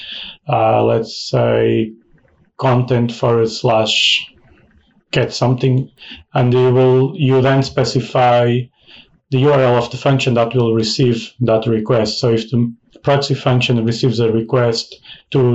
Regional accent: Portugal; now in United Kingdom; I'm Portuguese, currently living in the UK

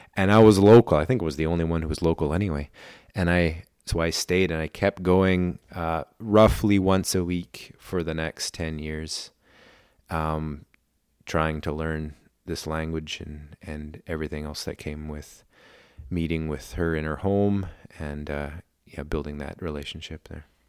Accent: Port Hardy, British Columbia, Canada; first language German; English is a second language; when I was growing up in Port Hardy

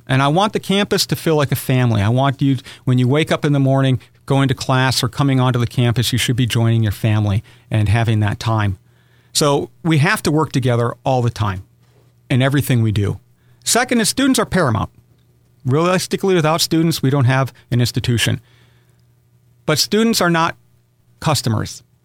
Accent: Aberdeen, South Dakota, United States; moved away as an adult; now in Owensboro, United States; I was born in Aberdeen, South Dakota, one of six children

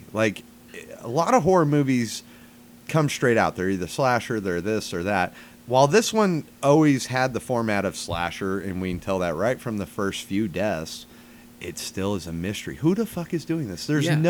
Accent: Pacific Northwest, United States; And growing up in the Pacific Northwest...

